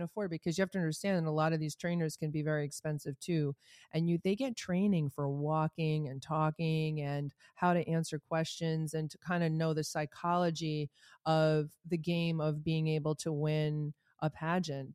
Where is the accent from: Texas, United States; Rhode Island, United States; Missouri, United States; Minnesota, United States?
Rhode Island, United States; I'm from Rhode Island.